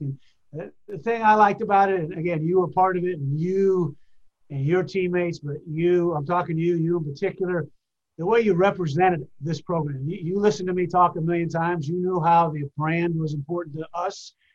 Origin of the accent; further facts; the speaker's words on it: New Hampshire, United States; moved away as an adult; also born or lived in Washington, D.C. / Vermont; now in Gainesville, United States; I grew up in New Hampshire